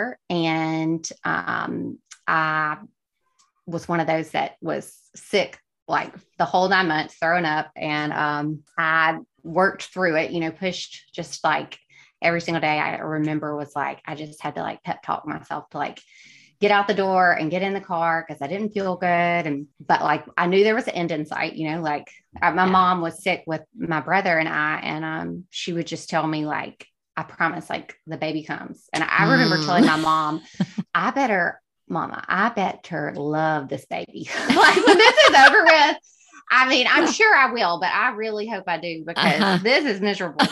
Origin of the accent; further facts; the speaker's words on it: West Alabama, United States; also born or lived in Hattiesburg, Mississippi; now in Alabama, United States; I grew up in West Alabama.